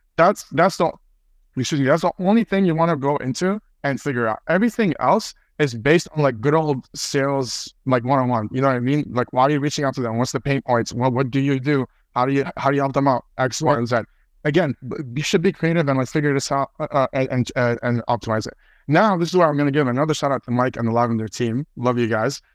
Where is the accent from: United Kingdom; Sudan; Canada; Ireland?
Canada; Toronto, Ontario; I'm Canadian, I'm from Toronto